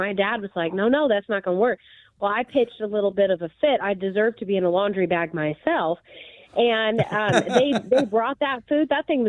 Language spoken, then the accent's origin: English; Independence, Missouri, United States; for me growing up, my grandparents lived in Knob, and I was raised in Independence.